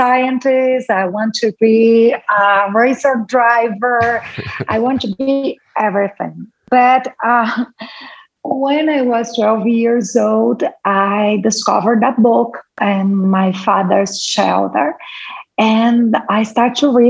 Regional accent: Brazil; first language Portuguese; English is a second language; I was born in Brazil. I live in Brazil

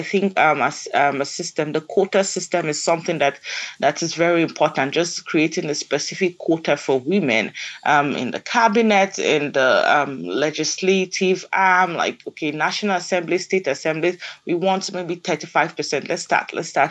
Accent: Nigeria; our kids, our girls growing up in Nigeria

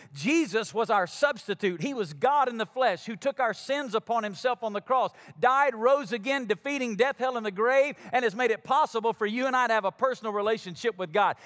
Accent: Alabama, United States; moved away; I'm from Alabama

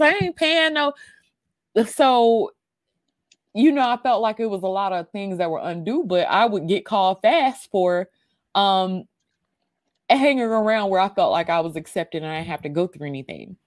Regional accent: Mississippi, United States; me growing up in Mississippi

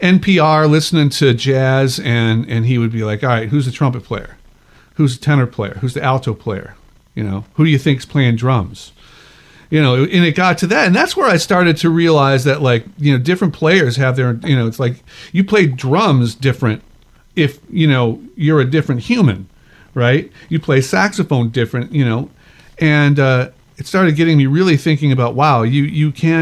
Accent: Chicago, Illinois, United States; I went to the University of Chicago, you know, my hometown

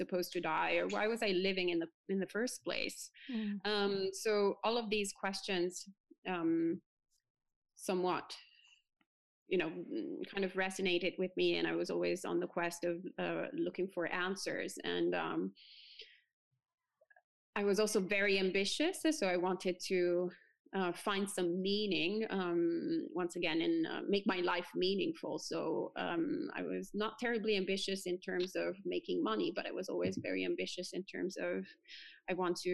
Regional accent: Italy; now in New Jersey, United States; I was born and bred in Italy, so the land of Catholicism

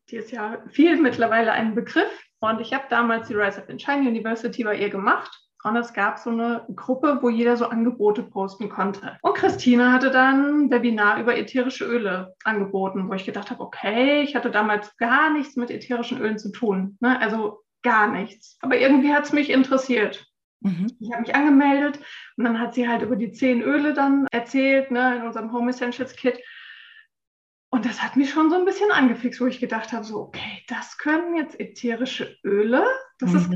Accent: Frankfurt, Hesse, Germany; ich bin 46 Jahre alt, bin eine waschechte Frankfurterin

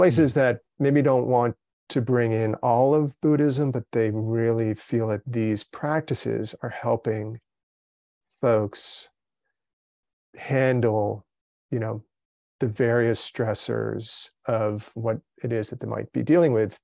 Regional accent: Brazil; I was born in Brazil, but raised, you know, in the, in the kind of Western mindset, uh, in my family

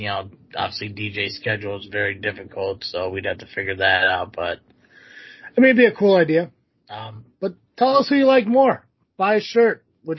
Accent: Connecticut, United States; Yeah, growing up in Connecticut and had 12 dogs and one of them was a puppet.

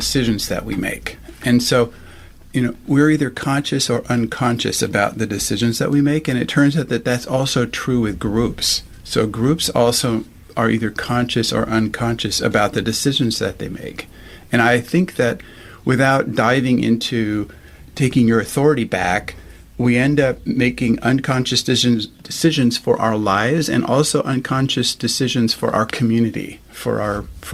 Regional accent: United States; moved away as an adult; also born or lived in Germany; now in Europe; I was born in America

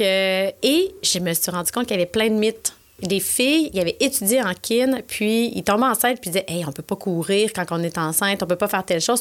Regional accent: Quebec City, Quebec, Canada; moved away; pour venir m'installer à Québec parce que je venais de Québec

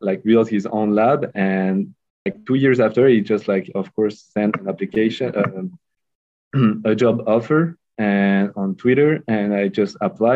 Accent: Lyon, Auvergne-Rhône-Alpes, France; also born or lived in Bordeaux; The first technical degree was in Lyon, my hometown

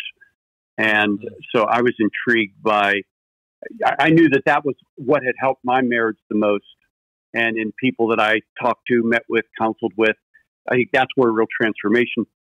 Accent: Pittsburgh, Pennsylvania, United States; growing up in Pittsburgh, there was this amusement park called Kennywood

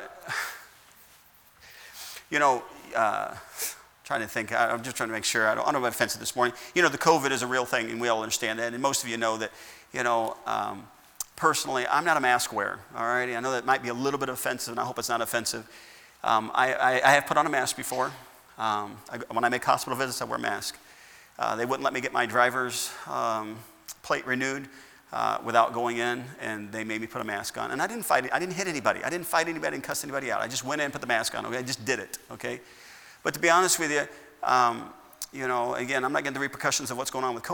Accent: United States; I've been given freedom all of my life as an American

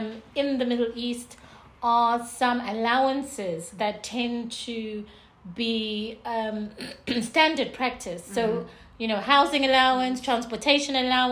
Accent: Zimbabwe; also born or lived in United Kingdom / South Africa; now in UAE; So I'm from Zimbabwe, born in the UK.

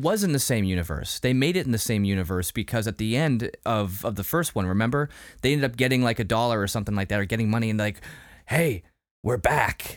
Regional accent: Salem, Massachusetts, United States; also born or lived in Lynn, Massachusetts; I grew up near Salem. Uh, I, I mean, I was born in Salem

